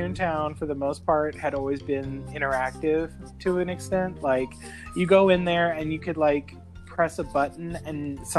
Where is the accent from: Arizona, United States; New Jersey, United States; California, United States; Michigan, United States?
California, United States; near Disneyland; especially growing up near Disneyland and working at the Haunted Mansion